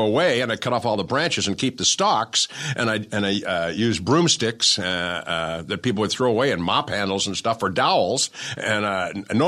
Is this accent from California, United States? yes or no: yes; Newport Beach, California, United States; I grew up down in Newport Beach, went to Newport Harbor High